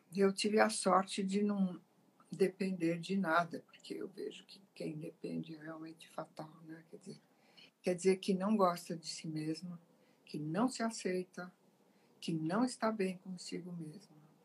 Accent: Italy; now in Brazil; eu sou italiana, né? eu nasci lá.

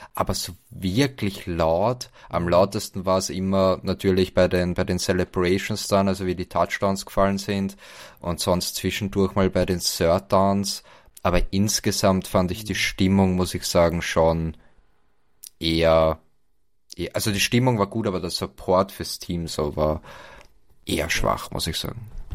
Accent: Vienna, Austria; bei uns in Wien

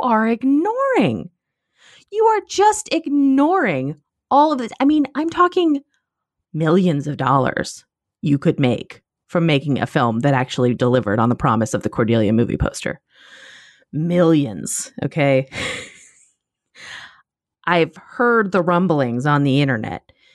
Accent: United States; I am an American

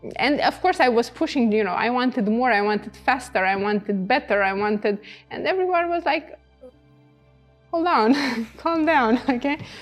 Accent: Romania; also born or lived in Canada; when I went back in Romania

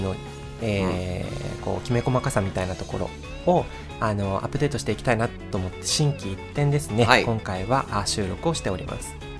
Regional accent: Sapporo, Hokkaido, Japan; moved away as an adult; now in Nagoya, Japan; 私たち多分結構そのねあの、はい、どさんこなんですよ北海道

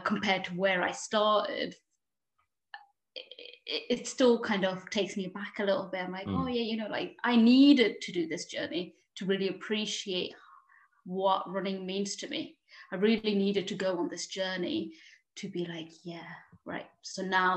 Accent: London, United Kingdom; moved away as an adult; also born or lived in Paris, France; now in Lake District, United Kingdom; I was born in Paris and I spent 9 years there. And then we moved to London and that's where I was educated and everything.

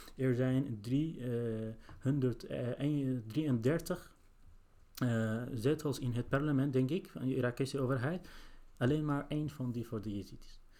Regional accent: Sinjar, Nineveh, Iraq; now in Netherlands; ik ben zelf gevlucht uit Irak in, nadat de IG is onze stad binnengevallen. En ik woon ongeveer drie jaar hier in Nederland.

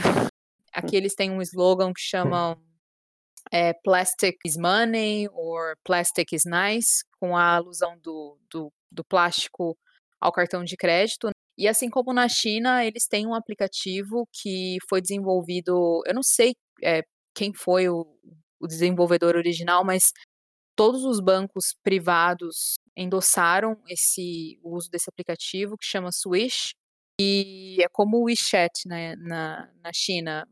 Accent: Brazil; a gente, como brasileiro

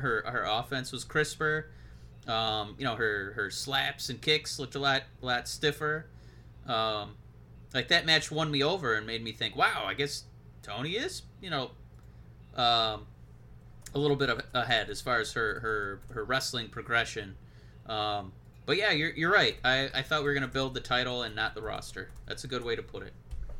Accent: Michigan, United States; we're from Michigan. We don't say our R's. We don't say our vowels properly.

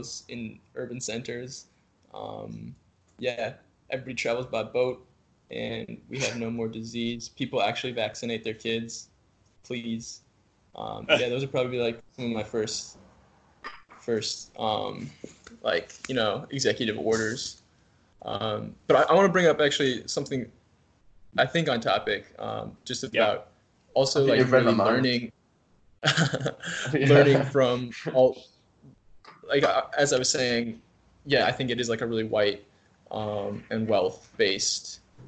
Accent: Wisconsin, United States; moved away as an adult; now in Minnesota, United States; I'm from Wisconsin

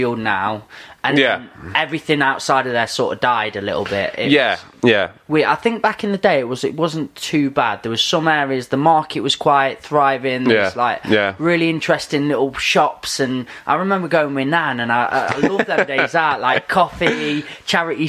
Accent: Ripley, East Midlands, United Kingdom; just Ripley

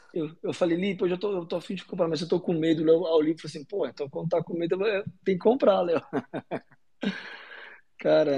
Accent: Brasília, Federal District, Brazil; Eu sou aqui de Brasília

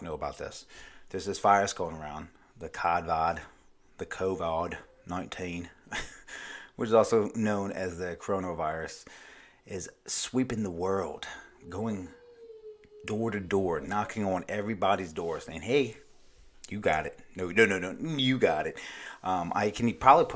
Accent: Maryland, United States; now in Myrtle Beach, United States; my home state, Maryland. I live in South Carolina

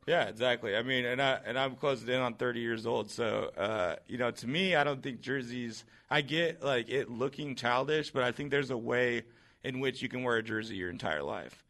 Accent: Seattle, Washington, United States; growing up in Seattle

